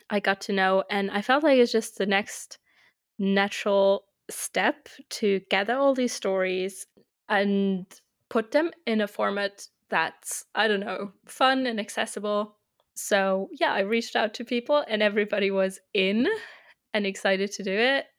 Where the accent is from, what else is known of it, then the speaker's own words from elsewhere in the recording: Germany; first language German; English is a second language; also born or lived in United Kingdom / Austria; I'm twenty-eight, I'm from Germany.